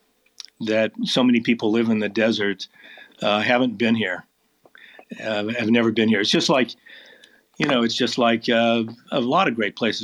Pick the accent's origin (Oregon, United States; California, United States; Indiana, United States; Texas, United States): Oregon, United States; Portland; now in Phoenix, United States; I grew up in Portland, Oregon, which is a beautiful place, but it rains a lot